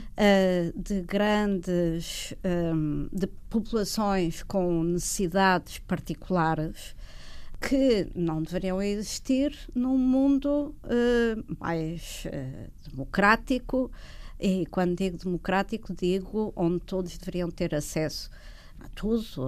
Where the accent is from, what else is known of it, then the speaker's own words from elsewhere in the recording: Portugal; quando imigramos, enquanto portugueses